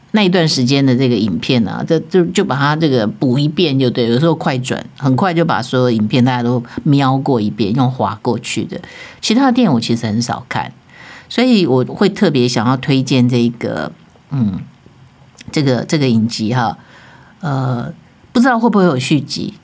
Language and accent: Chinese; Taiwan; 我觉得这个《淑女养成记》特别可以触动我们台湾人自己的心啊